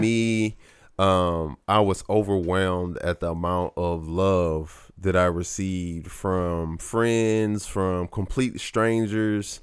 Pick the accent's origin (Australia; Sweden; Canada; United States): United States; St. Louis, Missouri; growing up in Saint Louis